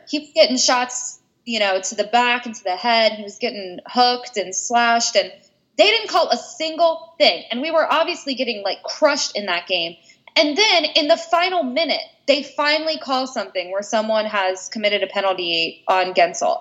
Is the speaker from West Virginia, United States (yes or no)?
yes; West Virginia, United States; I grew up in West Virginia. We were a football town.